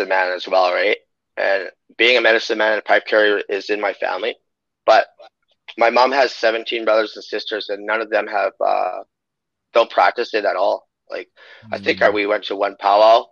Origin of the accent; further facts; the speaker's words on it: Waterhen Lake, Saskatchewan, Canada; I'm First Nations Cree, Treaty 6 from Waterhen Lake, Saskatchewan